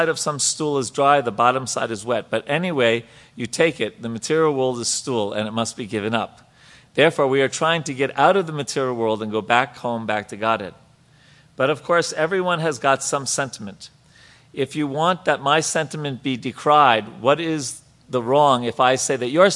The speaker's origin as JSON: {"language": "English", "region": "New York", "country": "United States", "said": "I'm from New York"}